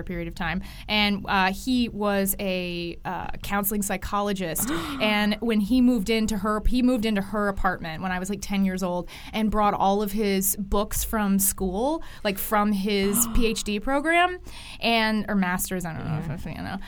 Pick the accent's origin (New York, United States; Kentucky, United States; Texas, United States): Texas, United States; I grew up in Texas